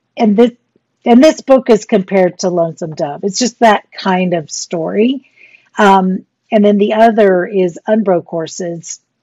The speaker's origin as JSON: {"language": "English", "town": "Portland", "region": "Texas", "country": "United States", "tie": "born or raised there", "also_born_or_lived": "Fort Worth, Texas", "said": "my high school, Gregory Portland High School"}